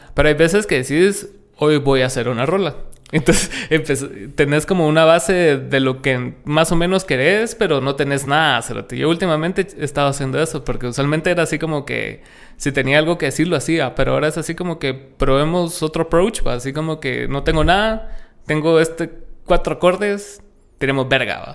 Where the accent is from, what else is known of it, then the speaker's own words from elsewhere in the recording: Guatemala; estamos segmentados aquí como música guatemalteca